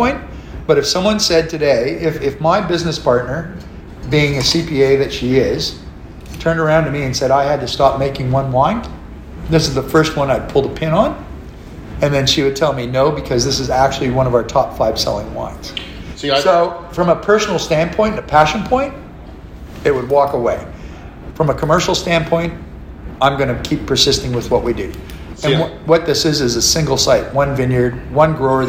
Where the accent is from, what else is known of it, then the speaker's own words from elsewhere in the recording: McLaren Vale, South Australia, Australia; I'm from McLaren Vale